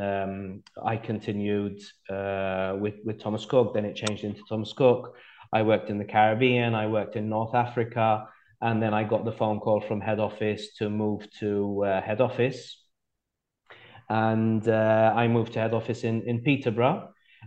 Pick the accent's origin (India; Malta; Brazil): Malta; moved away as an adult; also born or lived in Plymouth, United Kingdom / Gibraltar; now in Sicily, Italy; I was born in Malta, but then we were posted in the UK. So I grew up in Plymouth in the UK. And then we moved to Gibraltar. And then when I was about 10, 11, we moved back to Malta. And that's where I had my education in Malta